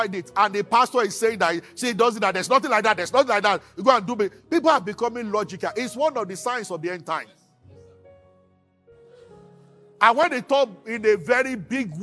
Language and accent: English; Abuja, Federal Capital Territory, Nigeria; I grew up in Abuja.